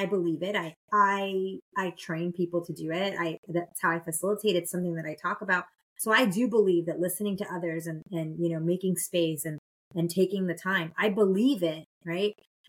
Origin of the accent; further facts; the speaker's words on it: Nebraska, United States; also born or lived in Florida / Illinois / New York; So I was born in Homestead, Florida, on the air base there. It doesn't exist anymore. But Miami-Dade County. And then I lived everywhere. I spent the good majority of my youth living in Nebraska and Illinois